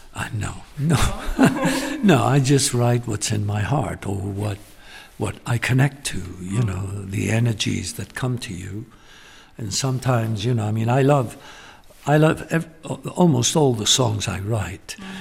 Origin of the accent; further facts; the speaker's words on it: Gibraltar; moved away; also born or lived in London; I was born in London and raised in Gibraltar